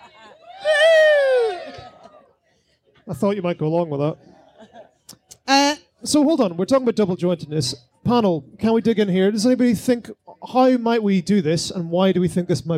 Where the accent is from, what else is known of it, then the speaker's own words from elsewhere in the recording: Northern Ireland, United Kingdom; as a Northern Irish person